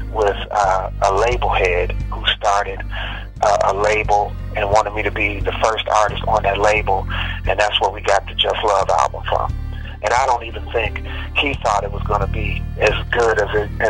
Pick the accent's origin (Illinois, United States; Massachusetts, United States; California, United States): Illinois, United States; Chicago; now in Houston, United States; I'm from Chicago originally, the west side of Chicago, and I grew up in the, choirs in my church